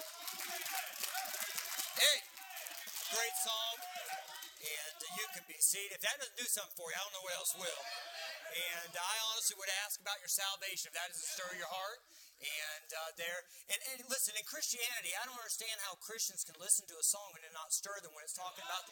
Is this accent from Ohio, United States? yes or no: yes; Columbus, Ohio, United States; a place like I grew up in, where my church growing up in Anchor Baptist Church here